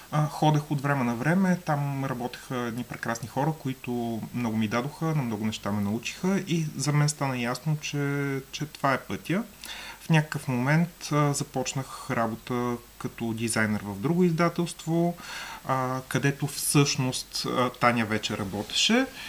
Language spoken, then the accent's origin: Bulgarian; Burgas, Burgas Province, Bulgaria; moved away as an adult; now in Sofia, Bulgaria; аз съм от Бургас, но преместих се в София